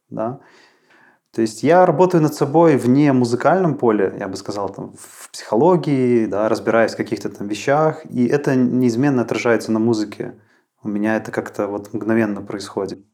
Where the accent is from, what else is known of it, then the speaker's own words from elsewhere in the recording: Mozyr, Gomel Region, Belarus; moved away as an adult; now in Minsk, Belarus; я родом из Мозыря, и в Минск я переезжал вот, э, примерно десять лет назад